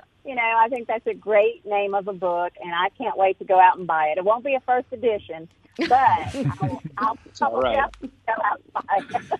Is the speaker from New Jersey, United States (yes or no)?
no; South Louisiana, United States; also born or lived in New Iberia, Louisiana; now in Jackson, United States; I'm from South Louisiana, all French heritage